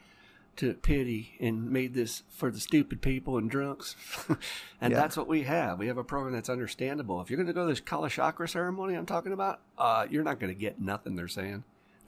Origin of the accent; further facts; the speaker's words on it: Louisville, Kentucky, United States; in my hometown